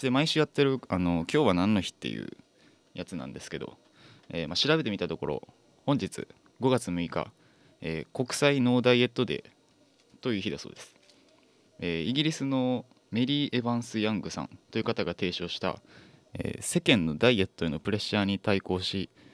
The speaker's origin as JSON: {"language": "Japanese", "region": "Fukuoka", "country": "Japan", "tie": "born or raised there", "said": "僕福岡出身"}